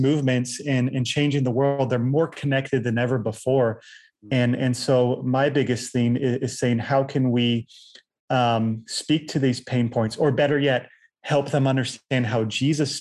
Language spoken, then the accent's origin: English; Virginia Beach, Virginia, United States; also born or lived in Chiang Mai, Thailand / Manila, Philippines; I grew up in Virginia Beach, Virginia